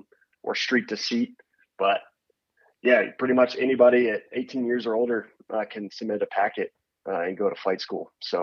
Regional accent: Shawnee, Kansas, United States; also born or lived in Georgia; So I grew up in Shawnee, Kansas. I was born in Georgia, but moved to Kansas at a pretty early age, and that's where I grew up.

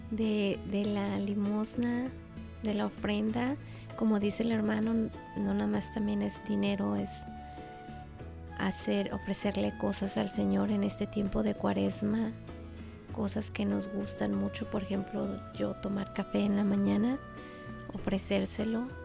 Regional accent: Mexico; Sí, todos. somos de México.

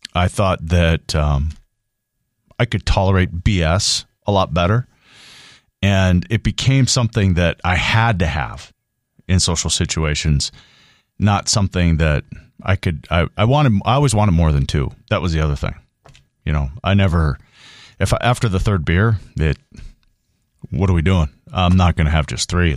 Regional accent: Grand Forks, North Dakota, United States; I'm from here. I'm from Grand Forks, East Grand Forks. The people that I grew up

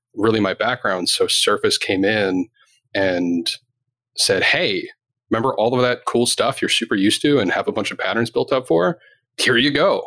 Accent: Canada; I'm Canadian

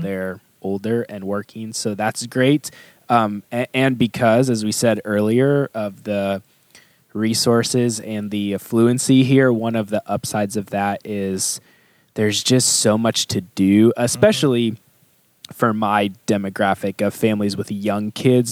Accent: St. Louis, Missouri, United States; moved away as an adult; now in Katy, United States; I come from St. Louis where the diversity is like black and white

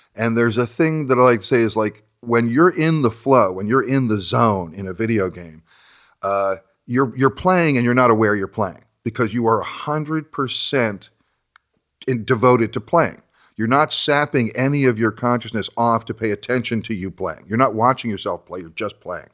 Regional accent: New Jersey, United States; moved away as an adult; growing up in New Jersey, which is where I grew up

